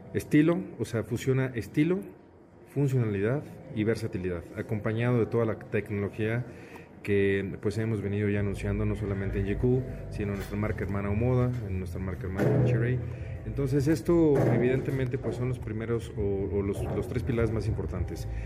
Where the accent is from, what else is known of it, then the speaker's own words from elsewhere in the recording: Mexico; nosotros como mexicanos